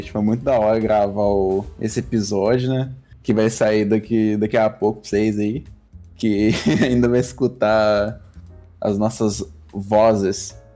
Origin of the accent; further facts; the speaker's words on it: Brazil; a gente é brasileiro